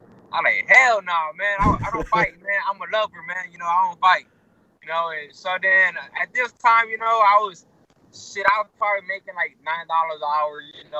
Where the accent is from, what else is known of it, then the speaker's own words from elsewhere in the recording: Houston, Texas, United States; I actually grew up in a little ward, I guess, called, First Ward, Texas, over here in Houston